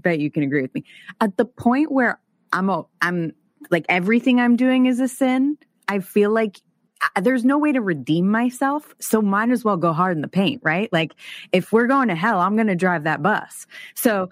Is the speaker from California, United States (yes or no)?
yes; San Francisco Bay Area, California, United States; I grew up mostly in the San Francisco Bay Area